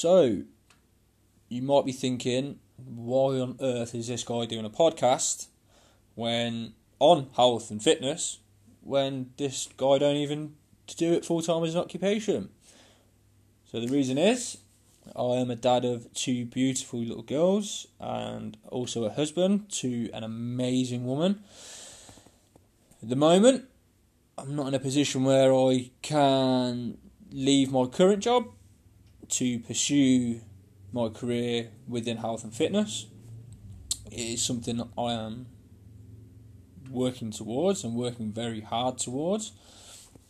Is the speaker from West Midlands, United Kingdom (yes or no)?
yes; Coventry, West Midlands, United Kingdom; born and bred in Coventry in the UK